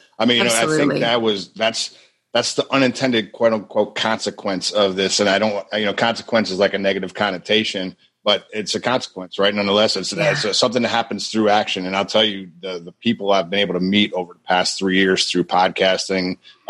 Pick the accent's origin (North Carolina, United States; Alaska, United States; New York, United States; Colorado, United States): New York, United States; Buffalo; moved away as an adult; now in Tampa, United States; Buffalo, New York, originally. I don't live there any longer. I escaped.